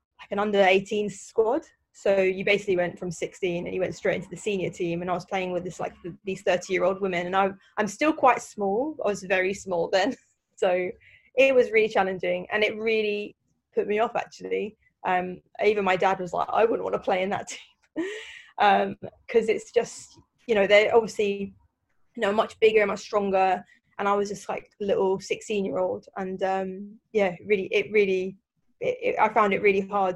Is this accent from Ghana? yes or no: no; London, United Kingdom; I grew up in South London